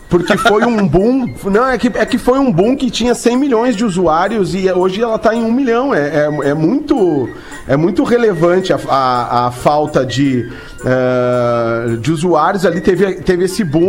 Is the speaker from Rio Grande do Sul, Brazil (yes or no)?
yes; Rio Grande do Sul, Brazil; moved away; also born or lived in Santa Catarina / Orlando; nunca serei um catarinense, nunca serei, porque eu nasci no Rio Grande do Sul, me criei no Rio Grande do Sul